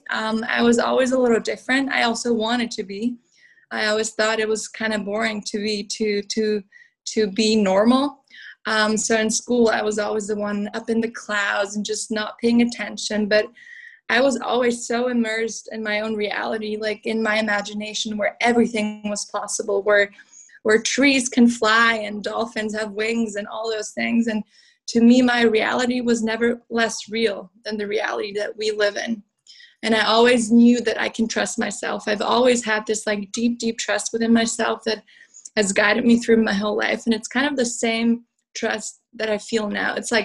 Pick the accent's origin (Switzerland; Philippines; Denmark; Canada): Switzerland; southern Switzerland; I grew up in Switzerland in the southern part, surrounded by snowy mountains.